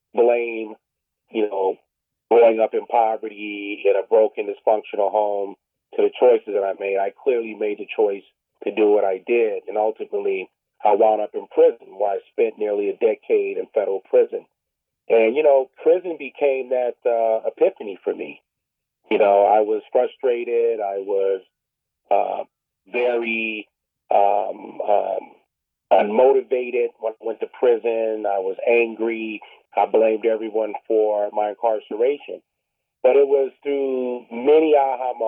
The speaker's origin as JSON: {"language": "English", "region": "California", "country": "United States", "tie": "born or raised there", "also_born_or_lived": "San Diego, California / Los Angeles, California", "said": "growing up in Southeast San Diego and South Central Los Angeles"}